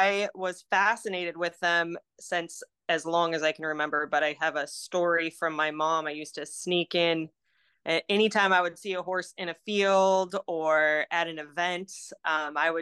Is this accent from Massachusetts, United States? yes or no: no; Cosmos, Minnesota, United States; moved away as an adult; now in Aiken, United States; when I grew up in Minnesota, it's a super small town called Cosmas. It's right in the middle of the state